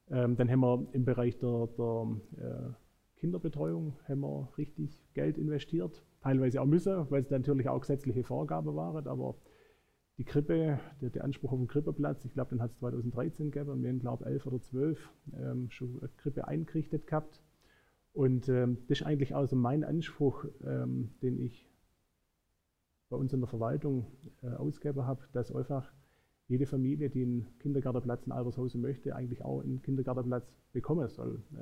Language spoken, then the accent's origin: German; Ferndau, Germany; ja, ja, mögen auch schöne Landkreise sein, aber äh, ich bin hier verwurzelt. Ähm, meine Frau kommt aus Uinge, äh, ich komme aus Ferndau